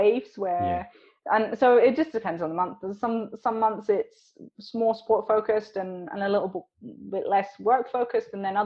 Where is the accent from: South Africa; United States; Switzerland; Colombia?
Switzerland; I grew up in Switzerland, but my mum and dad are British